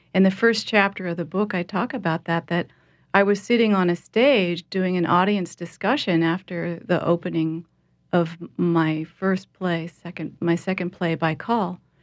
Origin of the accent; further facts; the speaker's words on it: Portland, Oregon, United States; moved away as an adult; now in New Orleans, United States; I'm from Portland, Oregon